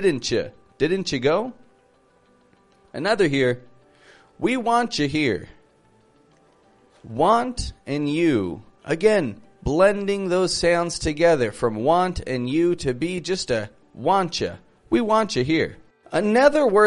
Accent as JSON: {"language": "English", "town": "Toronto", "region": "Ontario", "country": "Canada", "said": "I'm from Toronto, from Canada"}